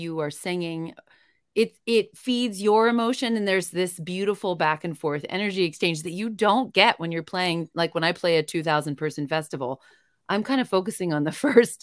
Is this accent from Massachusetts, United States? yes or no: yes; Boston, Massachusetts, United States; now in Colorado, United States; I'm from Boston originally